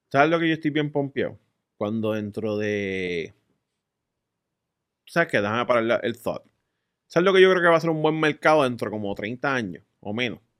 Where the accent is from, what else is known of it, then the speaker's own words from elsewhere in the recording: United States; Spanish is a second language; Pero el tipo es de China y yo soy de US.